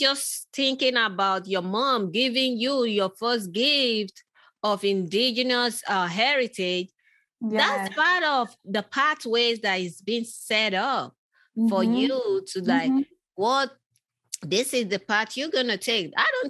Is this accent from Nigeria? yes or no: yes; Nigeria; I grew up in, I was born in Nigeria